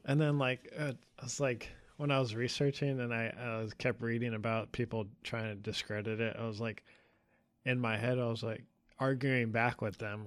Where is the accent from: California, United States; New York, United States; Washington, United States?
California, United States; we grew up together in California